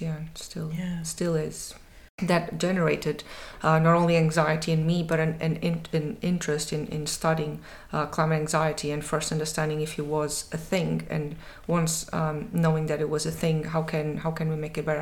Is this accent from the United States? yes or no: no; Portugal; moved away as an adult; now in Edinburgh, United Kingdom; my home country, Portugal